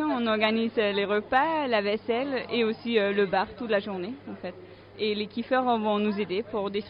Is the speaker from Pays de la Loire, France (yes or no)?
no; Lyon, Auvergne-Rhône-Alpes, France; je viens de Lyon